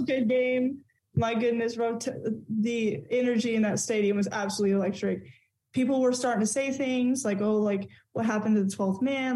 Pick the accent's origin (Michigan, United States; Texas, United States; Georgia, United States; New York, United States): Texas, United States; As a Texan